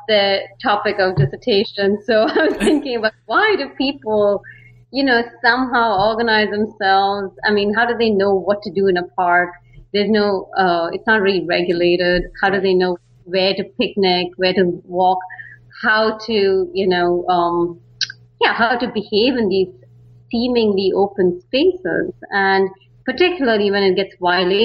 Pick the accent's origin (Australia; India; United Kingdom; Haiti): India; Bangalore, Karnataka; moved away as an adult; also born or lived in San Francisco, United States; now in Netherlands; I'm from India. I mean, particularly Bangalore. A lot of people know it as the Silicon Valley of India. And so I grew up there